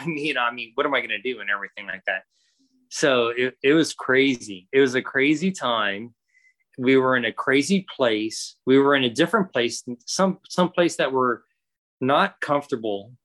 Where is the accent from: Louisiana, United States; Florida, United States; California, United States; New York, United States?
Florida, United States; moved away; I'm from Florida. There's no trains in Florida